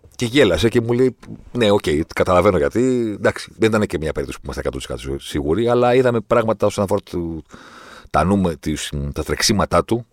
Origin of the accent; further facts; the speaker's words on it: Greece; είμαι από την Ελλάδα